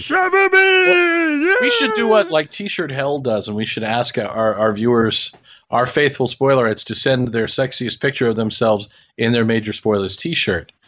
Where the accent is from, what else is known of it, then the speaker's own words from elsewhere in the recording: Kansas, United States; I grew up in Kansas